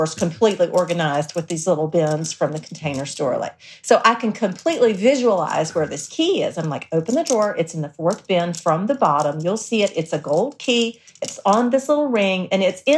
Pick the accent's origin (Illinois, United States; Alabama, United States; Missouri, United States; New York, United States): Alabama, United States; South; we grew up in South Alabama